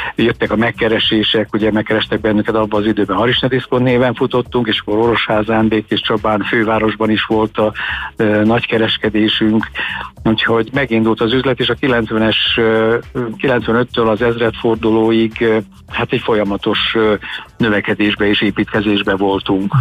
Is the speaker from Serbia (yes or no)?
yes; Vojvodina, Serbia; moved away; a régi Jugoszlávia területén Vajdaságban, ugyanis mi onnan származunk